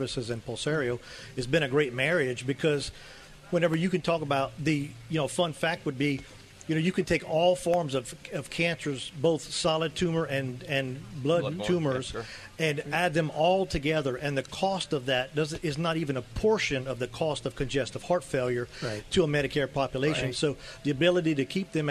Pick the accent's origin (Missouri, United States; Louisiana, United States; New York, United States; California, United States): Louisiana, United States; I'm from Louisiana